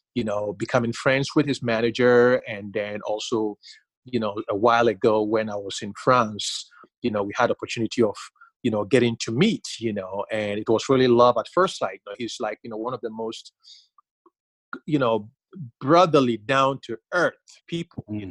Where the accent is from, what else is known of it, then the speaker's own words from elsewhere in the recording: Ghana; growing up in Ghana